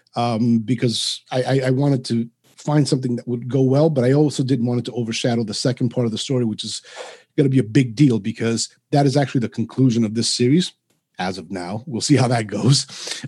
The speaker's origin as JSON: {"language": "English", "town": "New York City", "region": "New York", "country": "United States", "tie": "born or raised there", "first_language": "Spanish", "second_language": "English", "moved": "yes", "lives_now": "Providence, United States", "said": "I grew up in New York City. I now reside in uh, Rhode Island, just outside of Providence"}